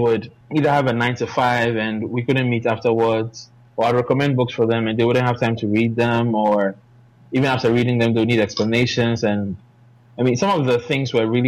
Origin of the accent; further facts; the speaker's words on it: Ghana; I'm from Ghana, and I'm a tech entrepreneur